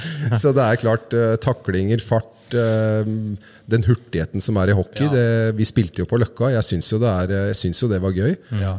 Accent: Oslo, Norway; Vi hadde et eh, godt idrettsmiljø hvor jeg vokste opp på på Ulsrud, som er rett ved Bøler

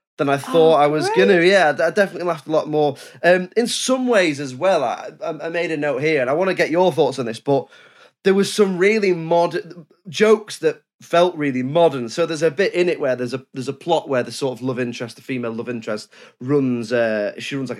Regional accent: United Kingdom; I'm British

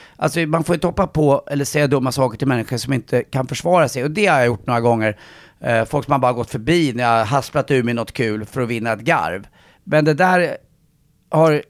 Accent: Stockholm, Stockholm County, Sweden; jag är uppväxt eh, på Östermalm.

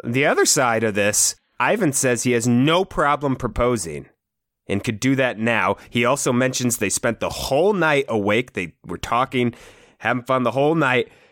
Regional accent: Iowa, United States; we're from Iowa

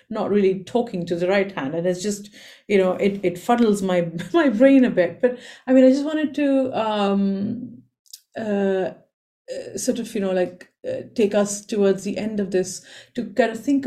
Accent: India; I come from India

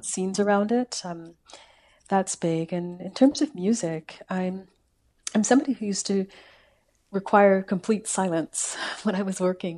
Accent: Calgary, Alberta, Canada; now in Victoria, Canada; I'm from Calgary.

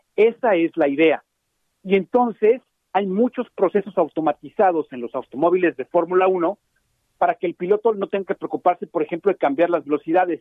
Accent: Mexico; nosotros los mexicanos

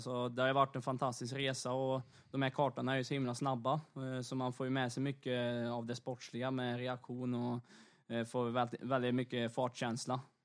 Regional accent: Torsby, Värmland, Sweden; hjärtat av motorsport, framförallt rally då kanske i Sverige. Eh, uppe i Torsby där jag bor

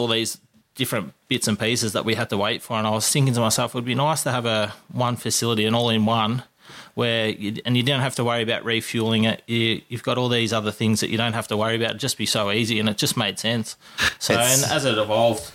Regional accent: Kingsville, Victoria, Australia; I grew up in Kingsville

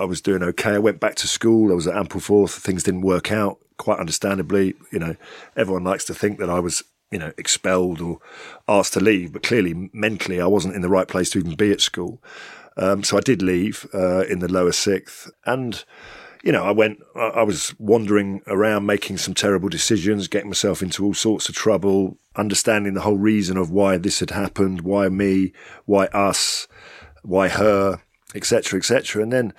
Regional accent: England, United Kingdom; I mean, I'm very English, Anglo-Saxon. You look at me, you wouldn't say that I look Italian in any way.

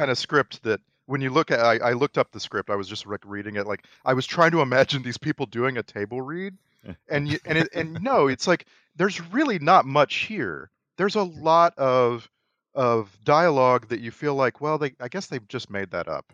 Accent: United States; middle class, white American

